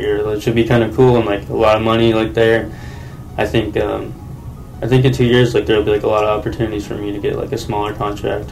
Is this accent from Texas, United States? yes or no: no; Taylorville, Illinois, United States; born or raised there